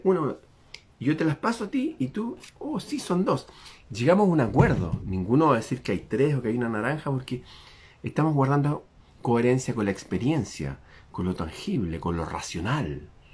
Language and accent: Spanish; Chile